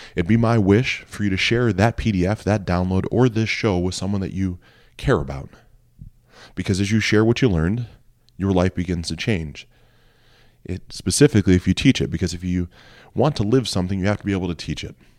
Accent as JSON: {"language": "English", "town": "Mansfield", "region": "Ohio", "country": "United States", "tie": "born or raised there", "moved": "yes", "said": "my hometown of Mansfield, Ohio. It was shot while I lived there."}